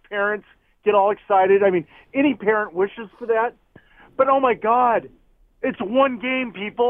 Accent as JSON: {"language": "English", "region": "Southern California", "country": "United States", "tie": "born or raised there", "said": "I grew up in SoCal."}